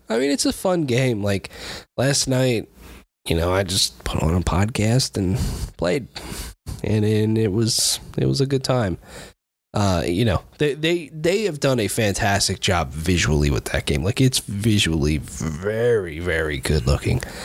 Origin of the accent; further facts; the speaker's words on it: United States; I'm an American